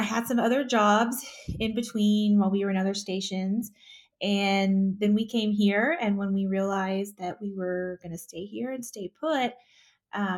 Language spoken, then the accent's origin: English; north of the Houston area, Texas, United States; moved away as an adult; now in Colorado Springs, United States; I grew up in Texas, just north of the Houston area.